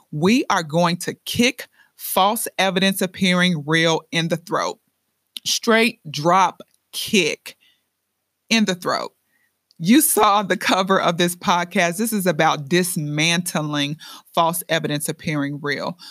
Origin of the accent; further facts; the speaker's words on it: Chicago, Illinois, United States; now in Lehigh Valley, Pennsylvania, United States; I'm originally from the Windy City, Chi Town